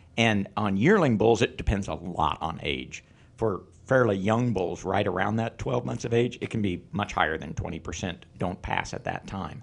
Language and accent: English; Northeast Kansas, United States; also born or lived in Illinois / Missouri; I grew up in Northeast Kansas and came to K-State to do my undergraduate and vet school.